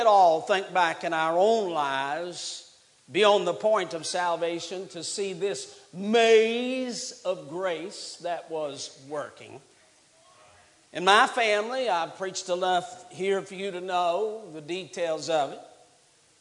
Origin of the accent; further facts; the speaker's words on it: West Virginia, United States; now in Alabama, United States; I'm from West Virginia